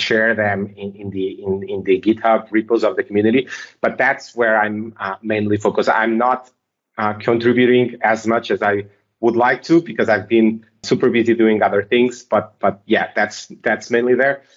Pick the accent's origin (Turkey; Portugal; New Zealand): Portugal; I'm from Portugal.